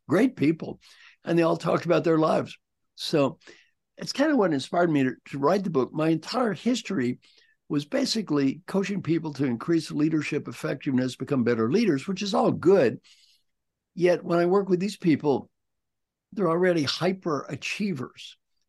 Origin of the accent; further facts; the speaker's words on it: Valley Station, Kentucky, United States; I was brought up in a small town called Valley Station, Kentucky.